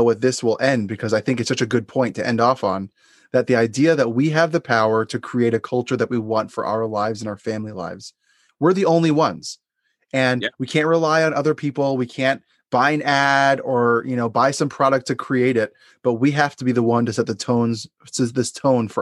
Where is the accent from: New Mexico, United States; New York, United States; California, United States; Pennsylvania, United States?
New York, United States; Long Island; this family that I grew up in Long Island